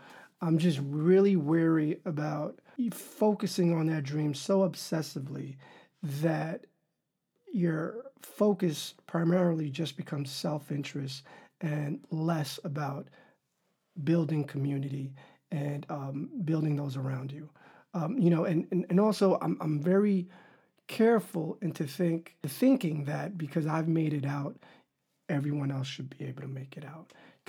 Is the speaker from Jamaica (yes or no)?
no; Dominican Republic; now in United States; because we come from the Dominican Republic where we don't have affirmative action